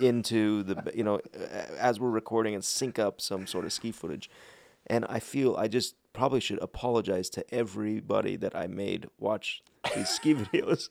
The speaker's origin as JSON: {"language": "English", "town": "Park City", "region": "Utah", "country": "United States", "tie": "born or raised there", "also_born_or_lived": "Salt Lake City, Utah / South Jordan, Utah / Riverton, Utah / Dallas, Texas", "said": "I grew up in Park City."}